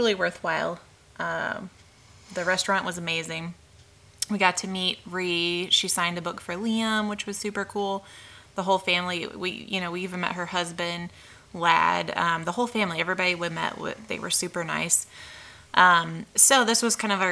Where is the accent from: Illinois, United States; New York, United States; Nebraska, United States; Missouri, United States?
Missouri, United States; St. Louis; we're visiting from St. Louis